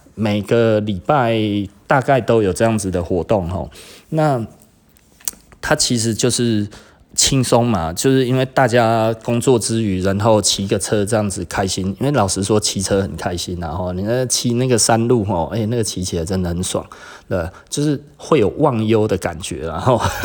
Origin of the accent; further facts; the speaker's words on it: Taiwan; 我们台湾人其实就是 model 身材